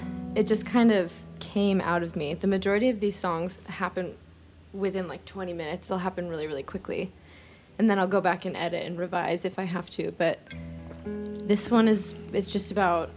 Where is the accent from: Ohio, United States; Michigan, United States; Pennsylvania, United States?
Ohio, United States; Cleveland; also born or lived in Atlanta, Georgia; now in Nashville, United States; I grew up in Cleveland and it's so cold there all the time